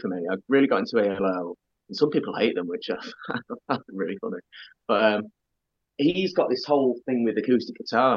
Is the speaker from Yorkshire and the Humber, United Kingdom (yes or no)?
yes; Doncaster, Yorkshire and the Humber, United Kingdom; when I was growing up in Doncaster.